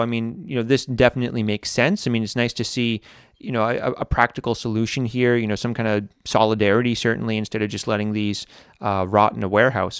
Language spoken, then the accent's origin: English; United States; now in Latvia; when I was growing up in America